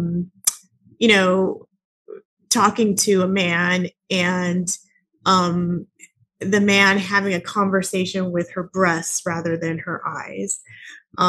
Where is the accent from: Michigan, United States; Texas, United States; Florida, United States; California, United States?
California, United States; Southern; I'm obviously from California. I'm from Southern California